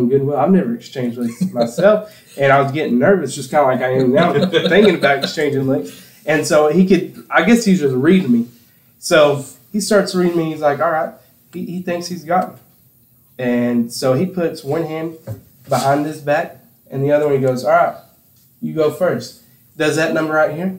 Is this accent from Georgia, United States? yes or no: no; Campbell County, Tennessee, United States; we grew up in Campbell County